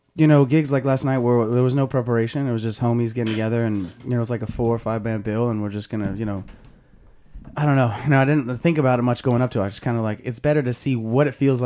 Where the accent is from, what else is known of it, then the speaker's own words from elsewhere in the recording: Albany, California, United States; also born or lived in Los Angeles; A little town called Albany, California.